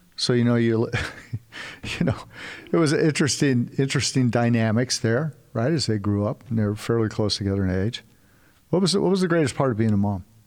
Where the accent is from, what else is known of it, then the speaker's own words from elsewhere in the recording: California, United States; now in Texas, United States; we're originally from California, now we live in Texas.